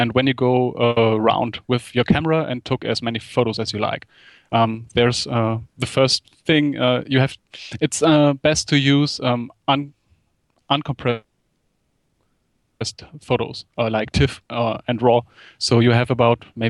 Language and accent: English; Germany; In Germany, you had to do something like a military service